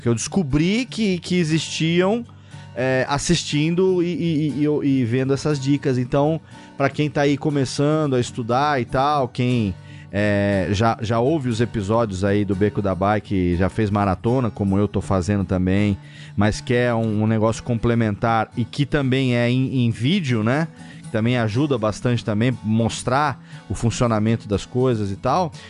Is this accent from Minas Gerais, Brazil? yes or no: no; Serra Negra, São Paulo, Brazil; eu não pretendo sair daqui de Serra Negra mais nessa vida, a não ser para trabalhar e voltar. Então, é, eu quero continuar morando aqui sempre, é minha terra natal